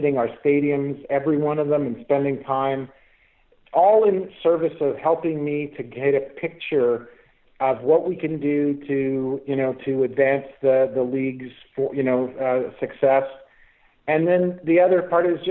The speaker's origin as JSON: {"language": "English", "town": "Winnipeg", "region": "Manitoba", "country": "Canada", "tie": "born or raised there", "said": "I was born and raised in Winnipeg"}